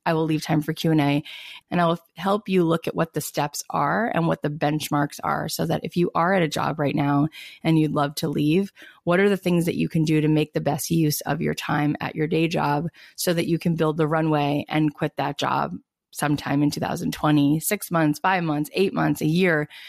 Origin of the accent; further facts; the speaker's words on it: East Coast, United States; now in West Coast, United States; I was born on the East Coast and then I've been out on the West Coast for I can't believe 16 years